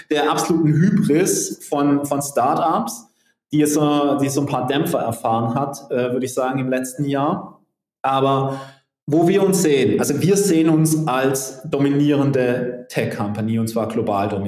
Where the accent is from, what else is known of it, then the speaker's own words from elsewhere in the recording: Southern Germany, Germany; Ich komme aus Süddeutschland.